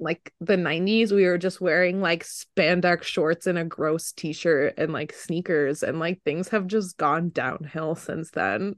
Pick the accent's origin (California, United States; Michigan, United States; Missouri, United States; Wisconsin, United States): Wisconsin, United States; moved away; growing up in Wisconsin